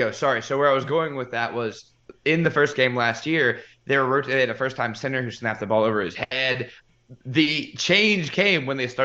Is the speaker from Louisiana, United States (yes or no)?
yes; Louisiana, United States; I love culture in a city. Like that's my thing. And I'm from Louisiana.